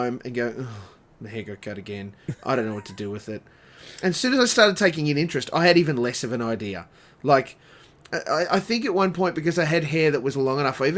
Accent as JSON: {"language": "English", "area": "Dalby to the Sunshine Coast", "region": "Queensland", "country": "Australia", "tie": "born or raised there", "said": "we moved from Dolby to the Sunshine Coast"}